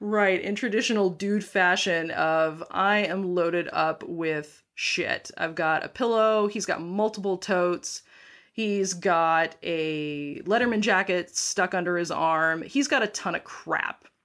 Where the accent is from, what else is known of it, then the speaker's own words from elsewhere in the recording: North Dakota, United States; moved away as an adult; also born or lived in Pacific Northwest; I grew up in North Dakota. So, I graduated from high school in North Dakota